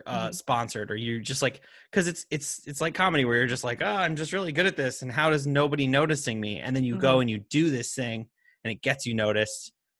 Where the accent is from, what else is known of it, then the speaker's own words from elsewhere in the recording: Montana, United States; Because also, no, like I grew up in Montana.